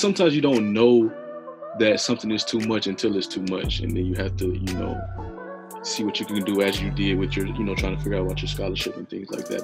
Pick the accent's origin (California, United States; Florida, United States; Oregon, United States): Florida, United States; Tallahassee; I was born and raised in Tallahassee